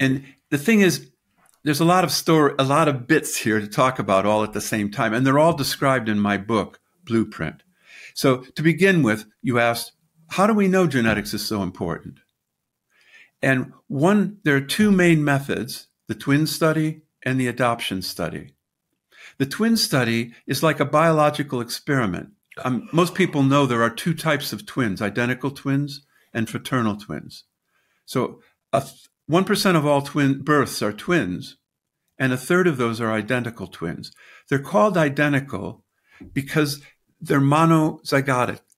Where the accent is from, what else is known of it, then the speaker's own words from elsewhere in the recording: United States; moved away as an adult; also born or lived in Britain; now in United Kingdom; I'm an American in Britain